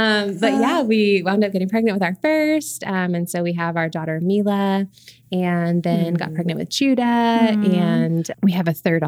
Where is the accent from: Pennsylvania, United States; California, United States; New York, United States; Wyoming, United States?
New York, United States; Queens; I did. I grew up in Queens. That's where I lived for 22 years.